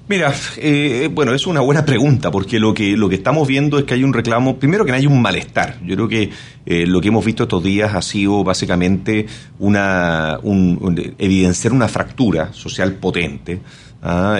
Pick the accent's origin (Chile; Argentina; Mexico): Chile; esto no pasa en mi país